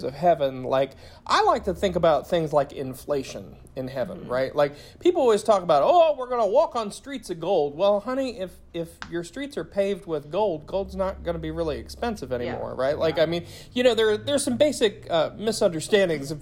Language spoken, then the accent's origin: English; Appalachia, United States; being an Appalachian and a lifelong Christian